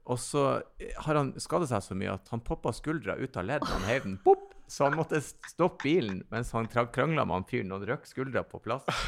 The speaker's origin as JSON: {"language": "Norwegian", "town": "Bodø", "region": "Nordland", "country": "Norway", "said": "Fra Bodø, der jeg kommer fra"}